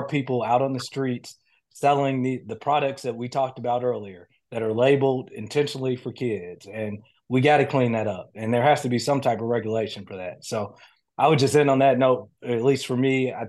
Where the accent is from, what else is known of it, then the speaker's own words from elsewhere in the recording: Chicago, Illinois, United States; But I grew up in Chicago on the South Side. I may not talk like it, and people may think I grew up somewhere else.